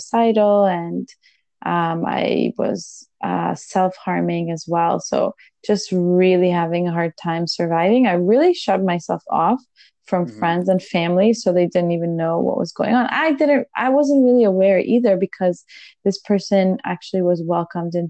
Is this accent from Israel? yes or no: yes; Israel; moved away; We're originally from Israel.